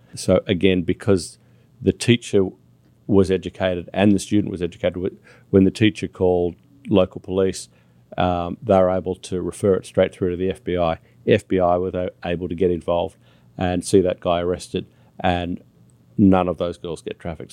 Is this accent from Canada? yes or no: no; Australia; now in United States; as an Australian